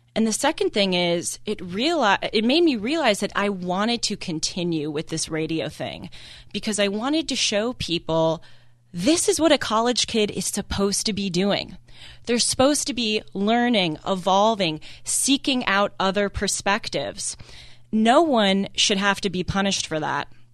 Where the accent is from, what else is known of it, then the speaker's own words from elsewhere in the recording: Los Angeles, California, United States; growing up in Los Angeles, going to very liberal schools